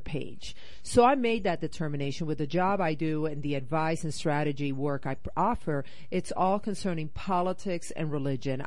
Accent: Puerto Rico; also born or lived in Northeast United States / South America; now in Rocky Mountains, United States; I grew up in Puerto Rico

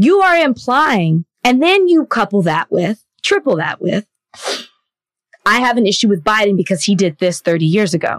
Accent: Dallas, Texas, United States; also born or lived in Milwaukee, Wisconsin; came to my hometown.

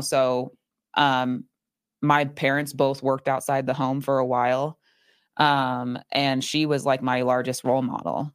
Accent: Phoenix, Arizona, United States; born or raised there; also born or lived in Chandler, Arizona

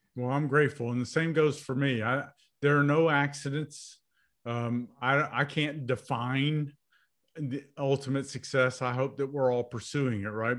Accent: United States; I was born in America

